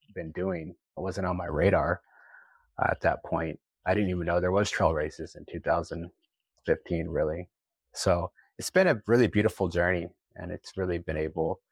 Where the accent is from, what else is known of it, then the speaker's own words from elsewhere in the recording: Oklahoma, United States; moved away as an adult; also born or lived in Boston / New York City; I grew up in Oklahoma, I grew up with my culture